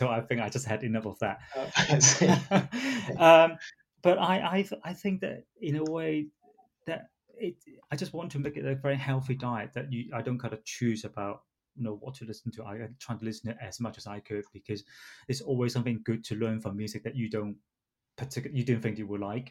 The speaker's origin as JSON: {"language": "English", "country": "Hong Kong", "tie": "born or raised there", "moved": "yes", "lives_now": "England", "said": "because I was born in Hong Kong"}